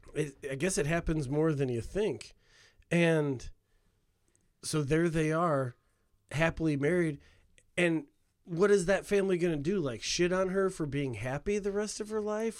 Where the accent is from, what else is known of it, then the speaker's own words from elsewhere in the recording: Hammond, Indiana, United States; growing up in Hammond